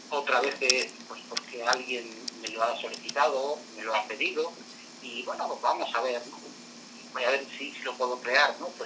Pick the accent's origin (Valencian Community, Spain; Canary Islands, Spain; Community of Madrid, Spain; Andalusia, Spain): Community of Madrid, Spain; Madrid; moved away as an adult; now in Puebla, Mexico; Soy madrileño, del barrio de Caramanchel, y actualmente estoy radicado en, México, en, la, ciudad, eh, en la heroica ciudad de Puebla.